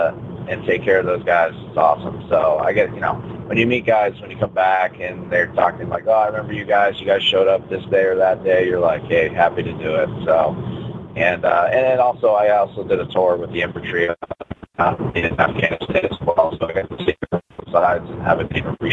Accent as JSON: {"language": "English", "region": "New England", "country": "United States", "tie": "born or raised there", "said": "I was a pretty staunch Red Sox fan growing up in New England"}